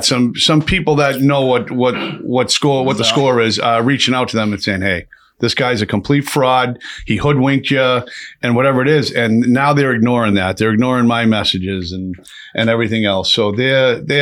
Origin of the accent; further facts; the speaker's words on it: Lowell, Massachusetts, United States; I'm from Lowell